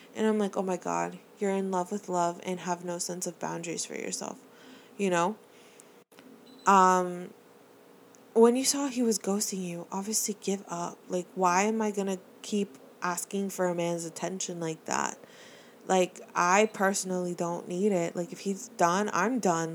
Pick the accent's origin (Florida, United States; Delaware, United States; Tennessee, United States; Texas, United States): Florida, United States; Miami; I'm from Miami. I, born and raised